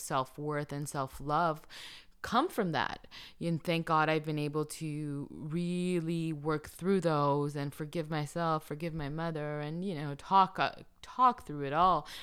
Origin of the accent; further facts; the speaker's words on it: Colombia; moved away; I'm from Colombia